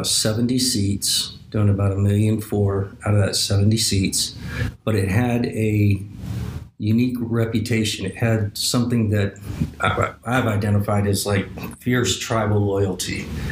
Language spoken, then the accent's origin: English; Asheville, North Carolina, United States; I'm from Asheville, North Carolina, and the similarities are many. A nice, beautiful, walkable downtown, the mountains, the town in the valley, good four seasons, really nice people.